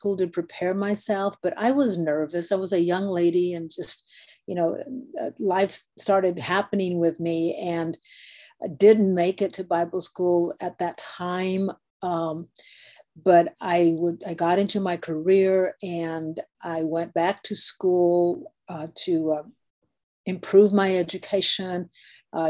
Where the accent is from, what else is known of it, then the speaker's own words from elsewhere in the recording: Guadalupe, Arizona, United States; I grew up in Guadalupe, Arizona, so I'm a native Arizonan